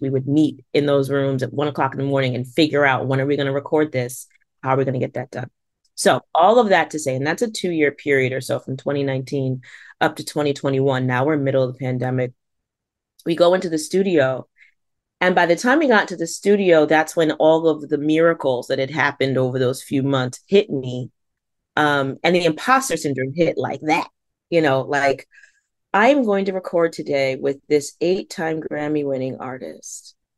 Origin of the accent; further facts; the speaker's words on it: Stratford, Connecticut, United States; I grew up in Fairfield County, and I, I do wanna recognize that, um, growing up in Stratford